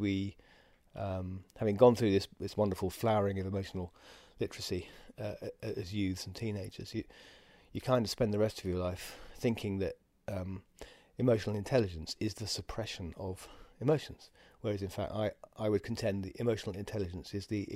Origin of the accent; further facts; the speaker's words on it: England, United Kingdom; we're English